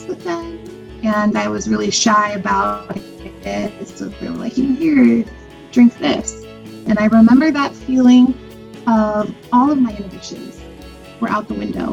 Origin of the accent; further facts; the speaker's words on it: Lancaster, California, United States; I was brought up in Lancaster, California, which is like the last city going north in Los Angeles County